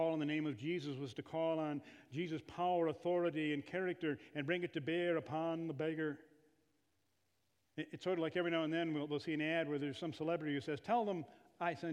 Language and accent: English; Kalamazoo, Michigan, United States; also born or lived in Northwest Iowa; I come and have the joy of serving here in my hometown of Kalamazoo